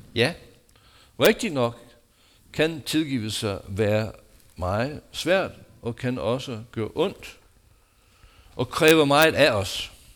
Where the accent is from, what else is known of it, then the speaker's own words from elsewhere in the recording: United States; Danish is a second language; now in Denmark; mit hjemland USA